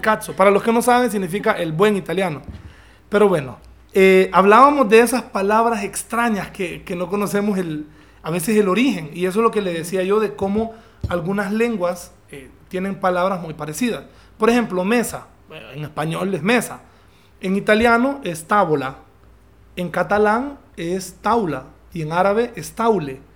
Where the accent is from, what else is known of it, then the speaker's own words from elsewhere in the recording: Honduras; also born or lived in London; nosotros eh, casi no tenemos acento